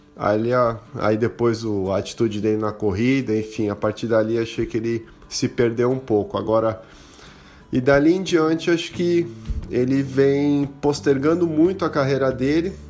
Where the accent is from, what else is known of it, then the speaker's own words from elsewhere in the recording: Santos, São Paulo, Brazil; sou de Santos, São Paulo.